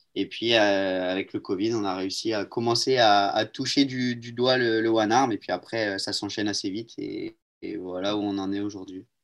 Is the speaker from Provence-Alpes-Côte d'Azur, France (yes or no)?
yes; Marseille, Provence-Alpes-Côte d'Azur, France; Je suis de Marseille